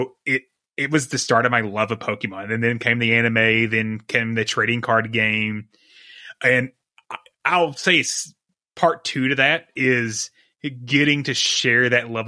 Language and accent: English; East Kentucky, United States; I grew up in East Kentucky